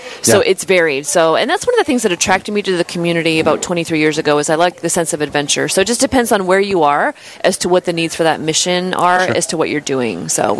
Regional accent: Pacific Northwest, United States; moved away as an adult; also born or lived in North Dakota; I grew up in the Pacific Northwest where it's all rainy and we wear flannel and we're depressed. We drink coffee.

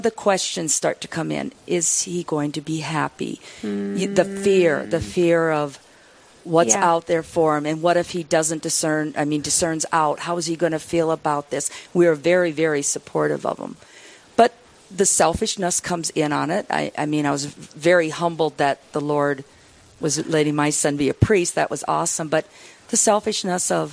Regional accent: Beresford, South Dakota, United States; now in Hartford, United States; I grew up in Beersford and went to St. Teresa's and cradle Catholic

